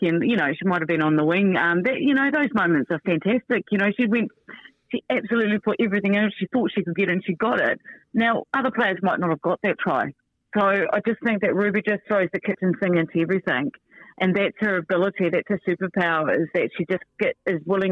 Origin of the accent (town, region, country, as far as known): New Zealand